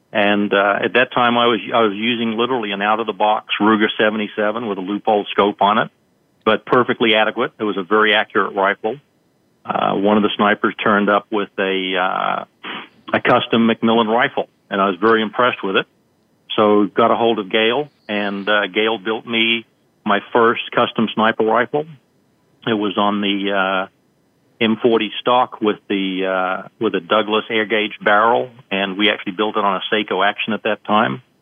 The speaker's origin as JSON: {"language": "English", "country": "New Zealand", "tie": "born or raised there", "moved": "as an adult", "lives_now": "United States", "said": "I grew up in New Zealand. I came to the United States in uh, 1977 for deep sea diving school, and I was actually still in the Army at the time."}